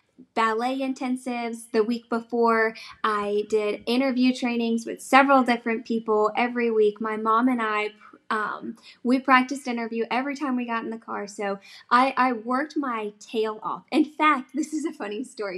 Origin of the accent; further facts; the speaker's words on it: South Carolina, United States; I am from South Carolina